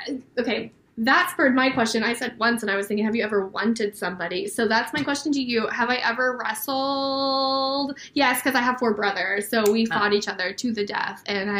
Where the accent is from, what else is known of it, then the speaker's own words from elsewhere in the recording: Oklahoma, United States; where I'm from in Oklahoma is right on the cusp of Missouri, and this place is the closest thing to the Ozarks because it's right by a lake, and it's one of those towns that's very quaint